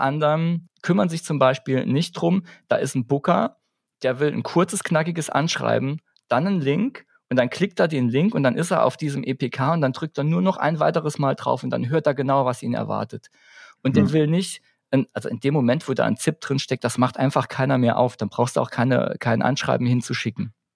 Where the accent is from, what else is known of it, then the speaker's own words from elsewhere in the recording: Saarbrücken, Saarland, Germany; Wir kommen aus Saarbrücken